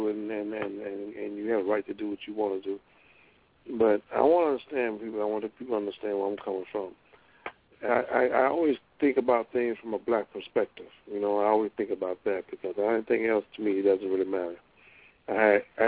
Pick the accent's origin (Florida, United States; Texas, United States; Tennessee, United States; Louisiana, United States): Louisiana, United States; Monroe; moved away; I come from Monroe, Louisiana, and my mom, she goes to church on a regular basis